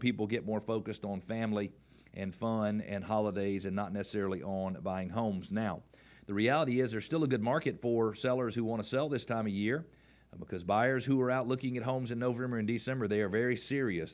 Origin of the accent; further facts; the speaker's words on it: the South, United States; we're from the South